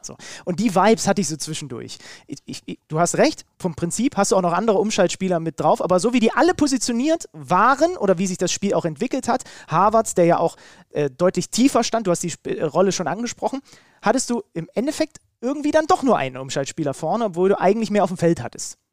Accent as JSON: {"language": "German", "country": "Germany", "said": "als Deutscher"}